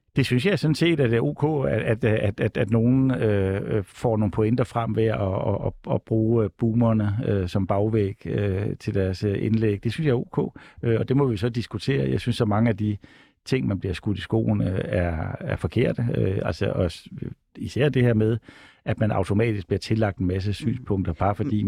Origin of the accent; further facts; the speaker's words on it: Odense, Southern Denmark, Denmark; man kommer fra Odense, som jeg selv gør.